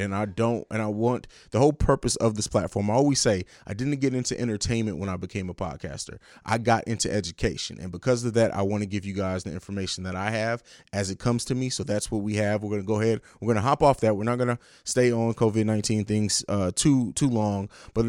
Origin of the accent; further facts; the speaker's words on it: Germany; also born or lived in St. Louis, United States; it's not really my hometown because I grew up in Italy in Germany, but I spent a lot of time in St. Louis, Missouri